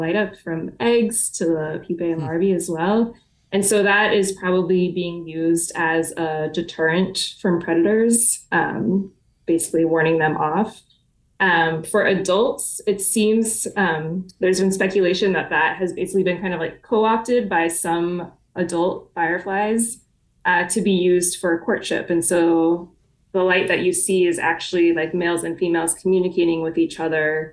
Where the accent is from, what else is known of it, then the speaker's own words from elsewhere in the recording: Southeast, United States; moved away; I grew up in the Southeast and we grew up calling them lightning bugs